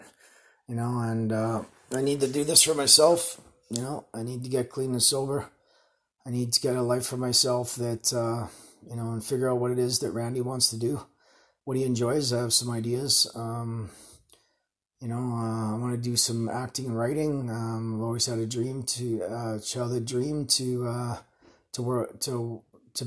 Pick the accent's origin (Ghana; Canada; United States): Canada; Winnipeg, Manitoba; moved away as an adult; also born or lived in Calgary, Canada / Edmonton, Canada; now in Surrey, Canada; I was born in Winnipeg, spent 35 years there, or 33 years there